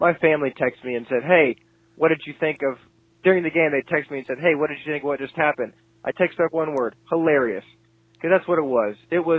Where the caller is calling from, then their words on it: Tulsa, Oklahoma, United States; I'm calling from Tulsa, Oklahoma.